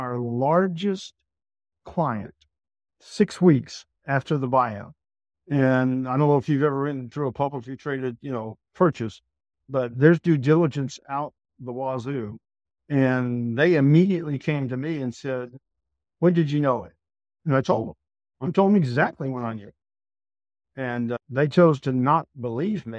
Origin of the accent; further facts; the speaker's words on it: Texas, United States; I'm from Texas